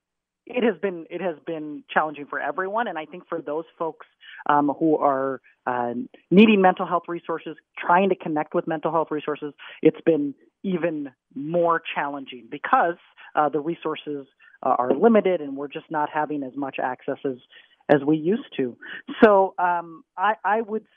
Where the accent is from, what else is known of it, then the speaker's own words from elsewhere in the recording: Minnesota, United States; moved away as an adult; also born or lived in Texas / Southern Africa; I grew up in Minnesota.